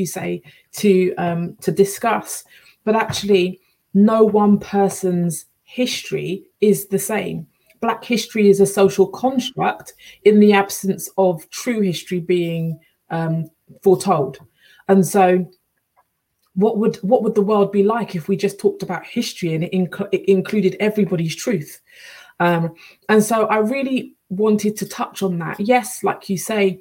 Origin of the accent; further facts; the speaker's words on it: United Kingdom; I'm fiercely proud of being black British with a Caribbean heritage.